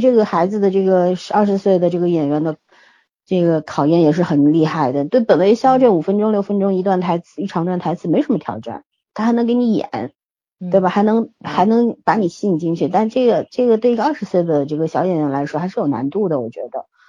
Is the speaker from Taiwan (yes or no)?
no; China; 我们中国人